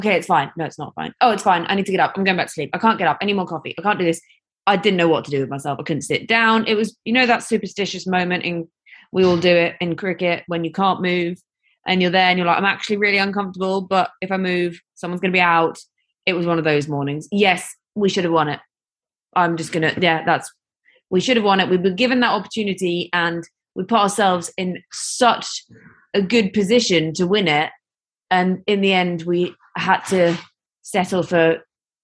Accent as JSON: {"language": "English", "region": "England", "country": "United Kingdom", "said": "as English people"}